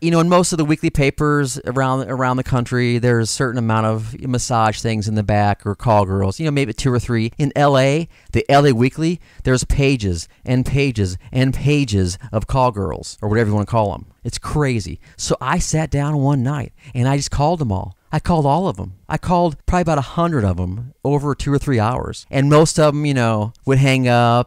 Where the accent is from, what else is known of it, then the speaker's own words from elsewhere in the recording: Granite City, Illinois, United States; moved away as an adult; also born or lived in California; I'm from Granite City, Illinois. It's a little town in Southern Illinois, right across the river from Saint Louis, Missouri.